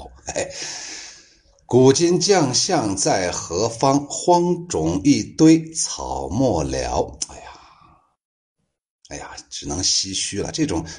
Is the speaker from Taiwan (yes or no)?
no; Guangdong, China; 你们都是高智商，我也是广东人，对，好好听啊！